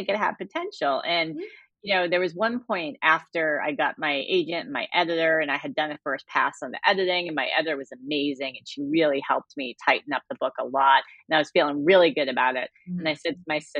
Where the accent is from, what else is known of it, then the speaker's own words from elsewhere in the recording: Cambridge, Massachusetts, United States; my hometown in Cambridge, Massachusetts